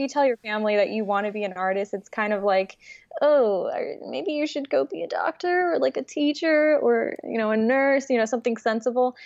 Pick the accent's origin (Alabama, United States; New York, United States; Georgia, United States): New York, United States; New York City; English is a second language; also born or lived in Ukraine; my mom and I immigrated to the United States when I was six years old from Ukraine. And we moved to Brooklyn, New York